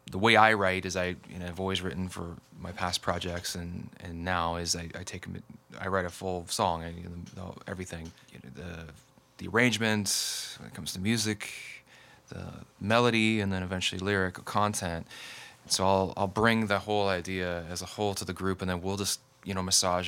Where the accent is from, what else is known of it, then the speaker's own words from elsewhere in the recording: Ferndale, Washington, United States; now in Seattle, United States; I'm from Ferndale, Washington. I was born and raised up there, and went to high school and college and whatnot up in Whatcom County